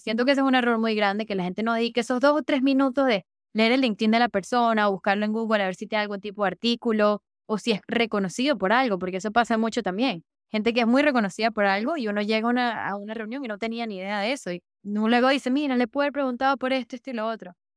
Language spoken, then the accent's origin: Spanish; Caracas, Capital District, Venezuela; moved away; soy de Venezuela. Me dijo, ¿qué parte de Venezuela? Le dije, Caracas